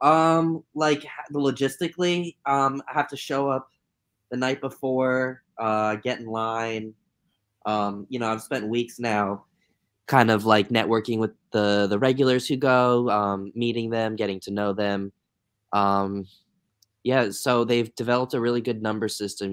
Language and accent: English; Florida, United States; I'm from Florida